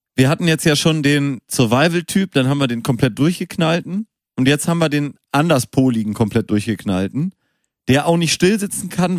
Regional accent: Münster, North Rhine-Westphalia, Germany; moved away; ich bin in Münster geboren, bin auch ein bisschen aufgewachsen

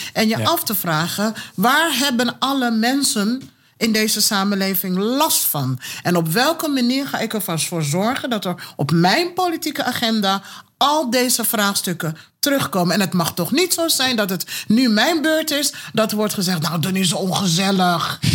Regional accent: Kumasi, Ashanti, Ghana; now in Netherlands; geboren in Kumasi

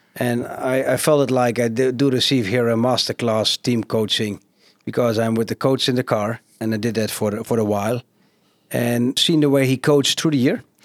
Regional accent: Genemuiden, Overijssel, Netherlands; now in Zwartsluis, Netherlands; I've been growing up in Geenemuiden. They call it the, the carpet city of Europe

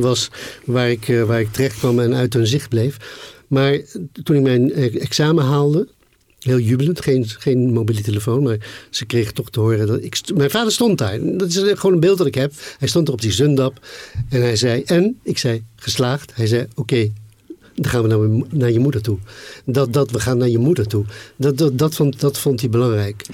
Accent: The Hague, South Holland, Netherlands; Den Haag waarin ik opgroeide

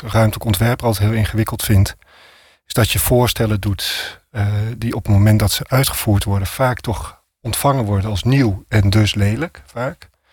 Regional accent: Amsterdam, North Holland, Netherlands; ik als Amsterdammer

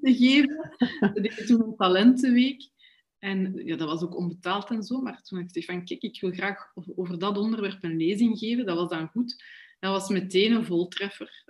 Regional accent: Brussels, Brussels-Capital Region, Belgium; ik kom ook echt van Brussel

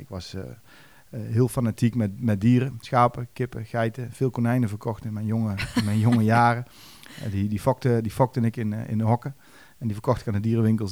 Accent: Duiven, Gelderland, Netherlands; bij ons in Duiven

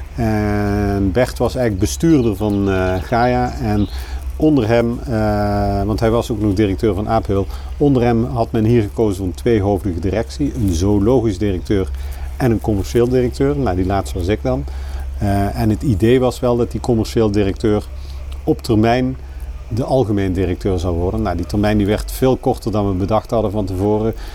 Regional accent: Kerkrade, Limburg, Netherlands; moved away; ik ben geboren in Kerkrade

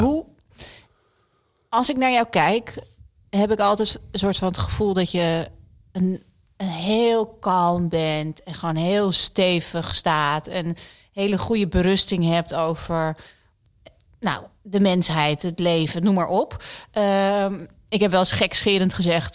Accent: Netherlands; ik kom uit Nederland

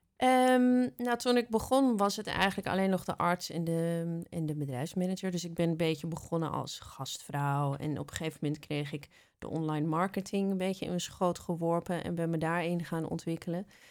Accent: Amsterdam, North Holland, Netherlands; ik ben geboren in Amsterdam

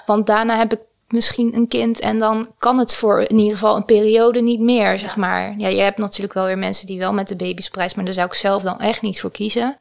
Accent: Tholen, Zeeland, Netherlands; now in Utrecht, Netherlands; ik ben opgegroeid in Zeeland op het eiland Tolen.

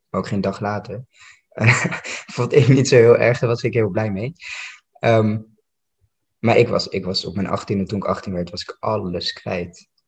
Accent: Amsterdam, North Holland, Netherlands; Ik kwam uit Noord, dit was Amsterdam-West. Ik kende helemaal niemand.

